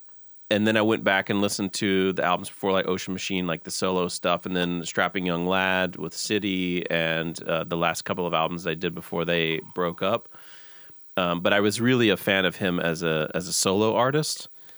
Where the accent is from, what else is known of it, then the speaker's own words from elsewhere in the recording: the South, United States; this gets me every time because I come from the South and grew up in the church. So I just love that sound.